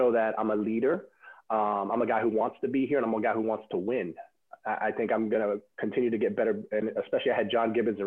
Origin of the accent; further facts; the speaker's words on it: New York City, New York, United States; a kid growing up in Brooklyn, who's a Mets fan